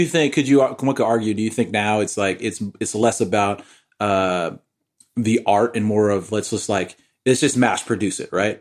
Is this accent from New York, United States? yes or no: yes; New York, United States; growing up in New York